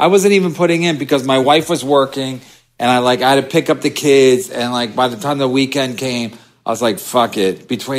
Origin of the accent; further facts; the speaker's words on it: Long Island, New York, United States; Born and raised in the New York City area. Arrogant, like that, the prototypical, like, I don't take no shit. Nobody bosses me around. I park where I want. I'm from Long Island.